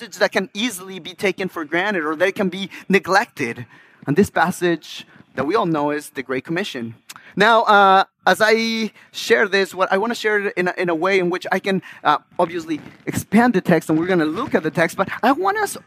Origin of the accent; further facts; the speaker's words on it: Ecuador; moved away; the incredible work that the Lord had done in my country, in my backyard